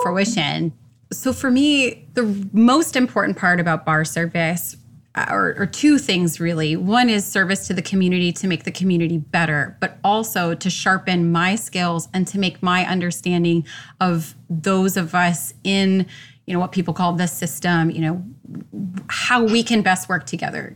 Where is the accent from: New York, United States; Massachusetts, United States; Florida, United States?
Florida, United States; Orlando; I born and raised in Orlando.